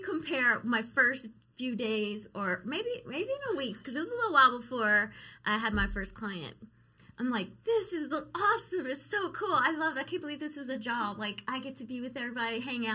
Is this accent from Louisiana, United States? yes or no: yes; an hour south of New Orleans, Louisiana, United States; moved away as an adult; now in Las Vegas, United States; Down the bayou. I'm from Louisiana